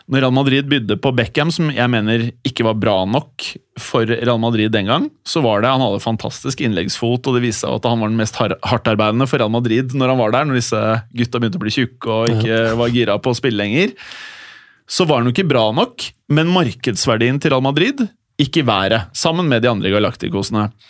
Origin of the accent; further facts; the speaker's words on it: Norway; Kanskje en eller annen idiot sier Ødegaard, men liksom, fordi jeg er fra Norge.